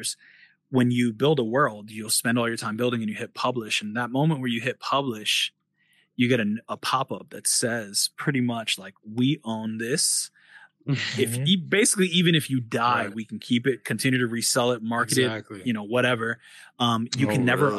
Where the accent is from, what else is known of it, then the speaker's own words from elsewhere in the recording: New York, United States; moved away as an adult; now in China; We're all from New York